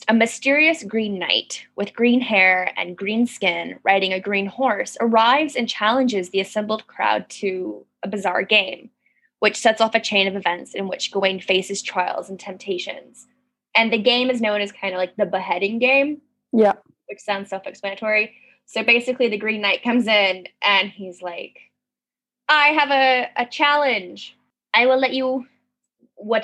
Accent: United States; being an American from an American perspective

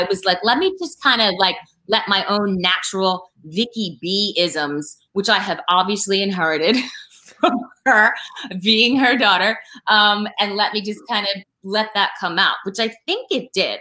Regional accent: Philadelphia, Pennsylvania, United States; we're from Philly. We're from Philly, like, we're Philly girls

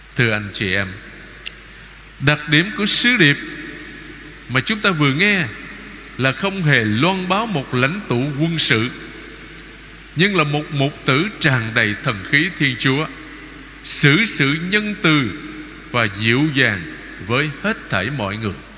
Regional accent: Vietnam; anh chị em chúng ta là người Việt Nam

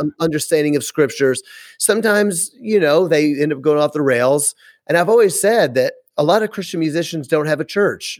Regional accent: Memphis, Tennessee, United States; moved away as an adult; now in Wisconsin, United States; I'm from Memphis

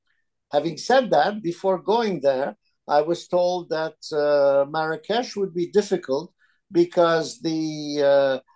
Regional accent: Alexandria, Alexandria Governorate, Egypt; first language Italian; English is a second language; moved away; also born or lived in Philadelphia, United States; I was born and raised in Egypt, so I speak Arabic.

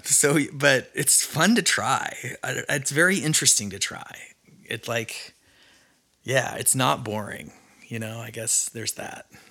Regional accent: Idaho, United States; now in Nashville, United States; I grew up in Mormon country, Idaho

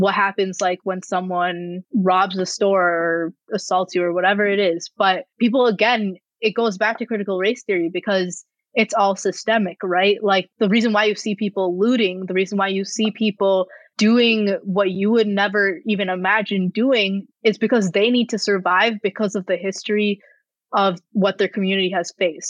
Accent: Rochester, United States; my hometown in, in Rochester

